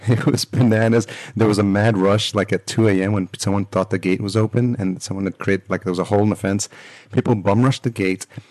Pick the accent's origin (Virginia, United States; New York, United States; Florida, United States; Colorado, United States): New York, United States; now in Los Angeles, United States; I grew up in New York